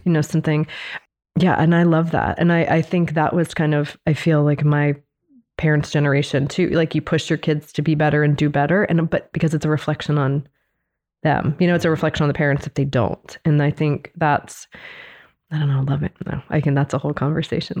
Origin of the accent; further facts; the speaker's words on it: Baltimore, Maryland, United States; I grew up in Baltimore